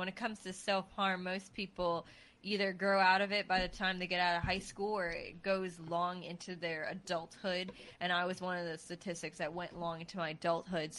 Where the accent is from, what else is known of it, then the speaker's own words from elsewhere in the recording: New England, United States; moved away; I'm from New England